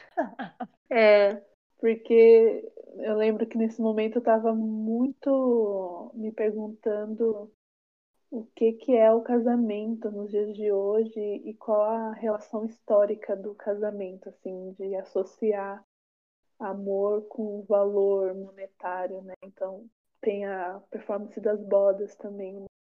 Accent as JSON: {"language": "Portuguese", "region": "São Paulo", "country": "Brazil", "tie": "born or raised there", "lives_now": "Taboão da Serra, Brazil", "said": "moro em Taboão da Serra há uns 10 anos. Sou aqui da periferia da. sou daqui. sou daqui da periferia da periferia, daqui de Taboão. E nasci em São Paulo"}